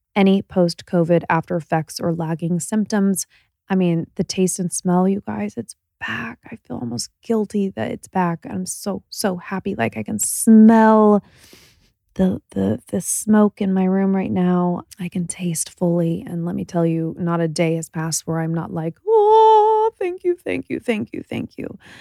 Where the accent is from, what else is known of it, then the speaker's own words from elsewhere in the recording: Indiana, United States; We're both from Indiana